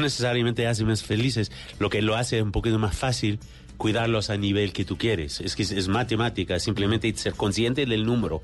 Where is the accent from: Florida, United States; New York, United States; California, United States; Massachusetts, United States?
New York, United States; Yo soy de Nueva York